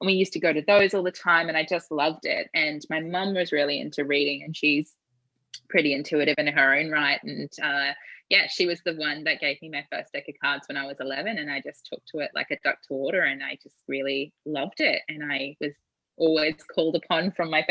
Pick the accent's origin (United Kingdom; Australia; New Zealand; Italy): New Zealand; I grew up in New Zealand